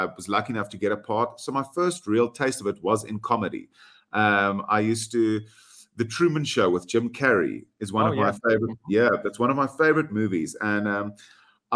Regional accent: South Africa; first language Afrikaans; English is a second language; as a South African, I'm proud

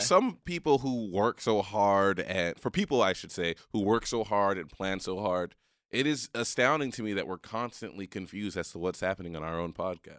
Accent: Haiti; I'm a Haitian man.

